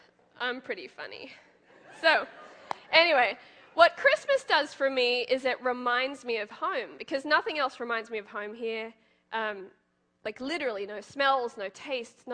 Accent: Gold Coast, Queensland, Australia; moved away as an adult; now in United States; That's my hometown, the Gold Coast

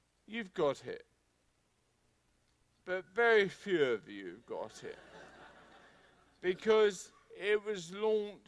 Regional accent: England, United Kingdom; being English, it means I'm from a cold and wet country.

